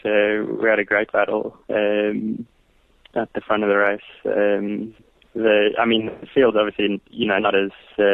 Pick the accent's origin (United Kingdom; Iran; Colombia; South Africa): South Africa; Pietermaritzburg, KwaZulu-Natal; I grew up in Pietermaritzburg, where the DZ Canoe Marathon is quite a big event